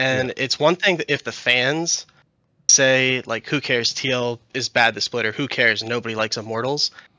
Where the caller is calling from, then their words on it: Baltimore, Maryland, United States; I'm calling from Baltimore, Maryland.